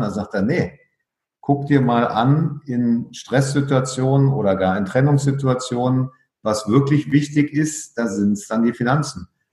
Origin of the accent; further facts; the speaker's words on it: Berlin, Germany; moved away as an adult; also born or lived in Frankfurt am Main / Cottbus / Munich / Riga; Als in Berlin aufgewachsener ähm, war ich ja ständig um umgeben von der Grenze.